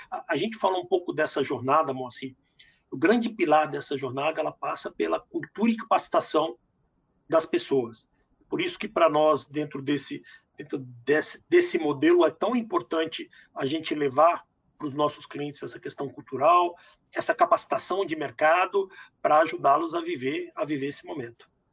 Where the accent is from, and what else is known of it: Brazil